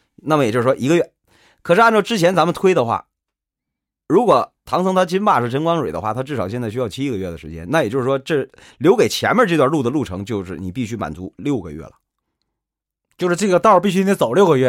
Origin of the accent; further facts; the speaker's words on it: Shenyang, Liaoning, China; 我是沈阳人